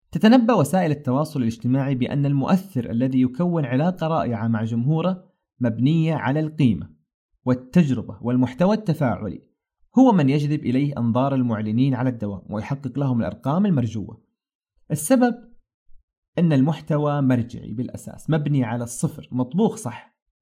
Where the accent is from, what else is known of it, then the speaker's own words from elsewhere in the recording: Saudi Arabia; صنعتنا كسعوديين